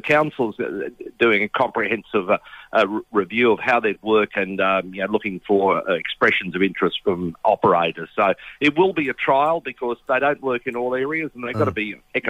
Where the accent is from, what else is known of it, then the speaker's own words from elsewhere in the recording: Brisbane, Queensland, Australia; when I was a kid growing up in Brisbane